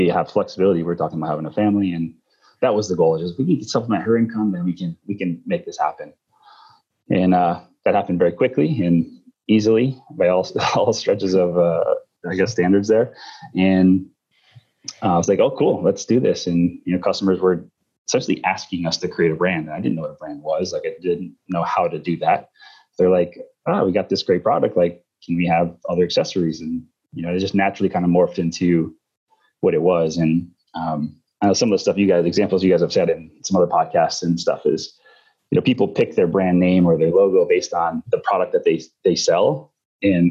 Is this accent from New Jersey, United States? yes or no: no; Northern New York, United States; I grew up in Northern New York